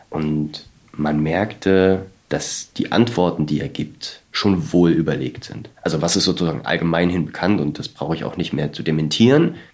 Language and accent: German; Germany; Wir kommen aus Deutschland.